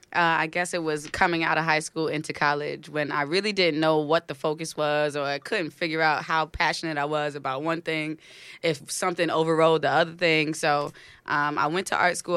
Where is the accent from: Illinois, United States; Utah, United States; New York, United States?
New York, United States; New York City; also born or lived in Clinton Hill, Brooklyn; now in Harlem, United States; born and raised in Brooklyn